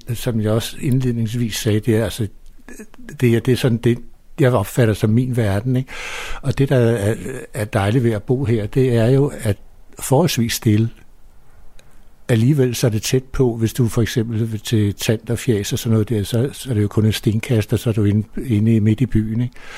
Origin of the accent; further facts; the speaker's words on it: Copenhagen, Capital Region of Denmark, Denmark; i princippet er jeg jo født ude på Vesterbro i Hedebygade, eller ikke født der, men der boede vi ude de to første